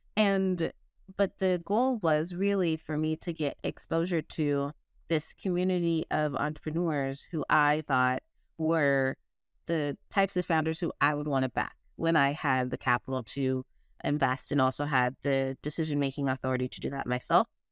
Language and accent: English; San Diego, California, United States; also born or lived in West Virginia; now in Oakland, United States; I'm from San Diego, as I mentioned, grew up pretty basic.